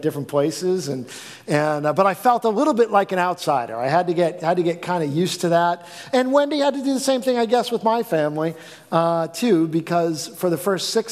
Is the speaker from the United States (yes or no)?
yes; East Coast, United States; we're from the East Coast. We're not from around here.